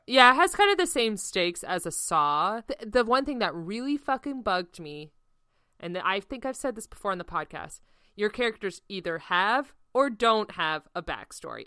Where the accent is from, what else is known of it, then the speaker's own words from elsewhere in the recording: United States; as an American